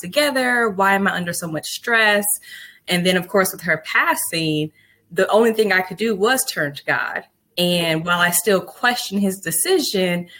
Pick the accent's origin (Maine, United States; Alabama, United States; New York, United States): Alabama, United States; Huntsville; moved away as an adult; now in Charlotte, United States; I am from Alabama, a city called Huntsville.